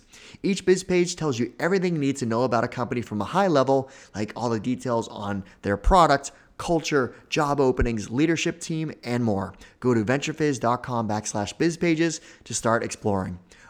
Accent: Hooksett, New Hampshire, United States; also born or lived in Manchester, New Hampshire; It's called Manchester, New Hampshire, which is I grew up in Hooksett. So I went to high school in Manchester.

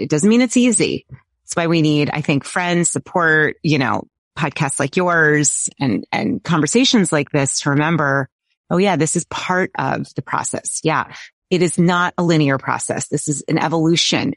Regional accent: Boston, Massachusetts, United States; I grew up in the Boston area around every university known to humankind

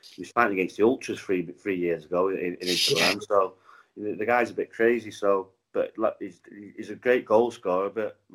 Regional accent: Manchester, North West England, United Kingdom; accent: Manchester; also born or lived in Cardiff, Wales; I was born in St David's Hospital, but I lived in Ely, and then moved to Manchester when I was three

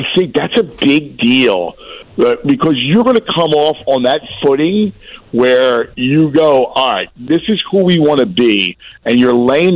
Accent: Philadelphia, Pennsylvania, United States; also born or lived in New York / Chicago; I worked in New York, Chicago. I've been all around the country, and I went back to Philly, and I kind of wear it on my sleeves

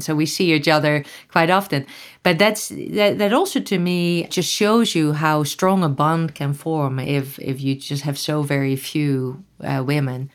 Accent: Netherlands; moved away; I grew up in Holland

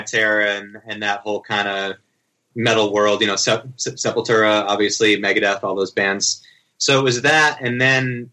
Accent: Cape Cod, Massachusetts, United States; where I grew up on Cape Cod

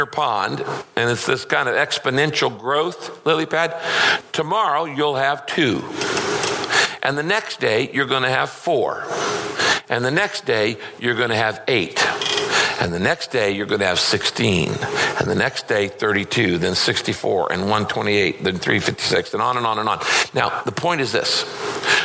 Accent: Northern California, United States; I grew up in Northern California.

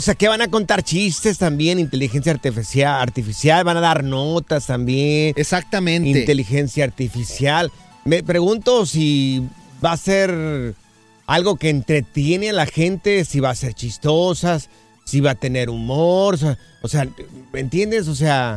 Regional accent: Mexico; moved away; nosotros que vinimos de allá de México

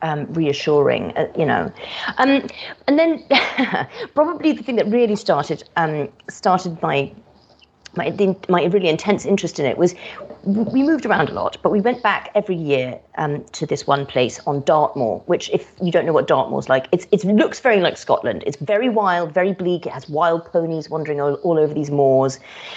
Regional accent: Kenya; also born or lived in Madagascar / Yemen / Morocco; So I had quite an itinerant childhood. So I grew up in Kenya, Madagascar, Yemen, Morocco, and but it was pre-internet days as well.

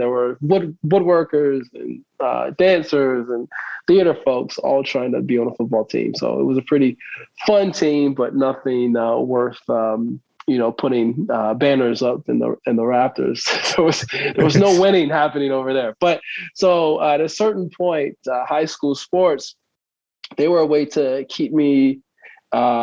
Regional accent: Baltimore, Maryland, United States; also born or lived in California / New Orleans; But I'm local, born and raised in Baltimore, spent some time out in California

